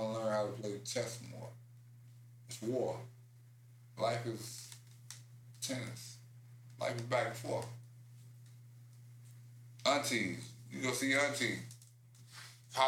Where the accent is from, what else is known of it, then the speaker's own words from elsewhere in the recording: Chicago, Illinois, United States; as a Chicagoan